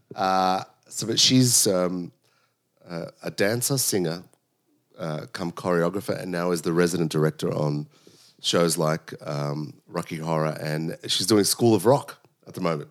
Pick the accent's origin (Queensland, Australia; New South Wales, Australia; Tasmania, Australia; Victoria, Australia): New South Wales, Australia; Sydney; I was born in Sydney. My parents came from Sicily, uh, in the late sixties